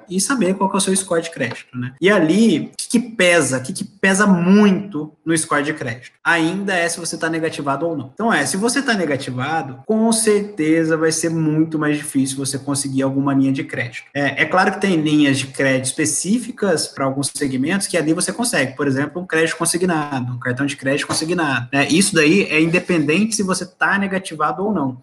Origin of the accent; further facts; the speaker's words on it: Brazil; A nossa cultura como brasileiro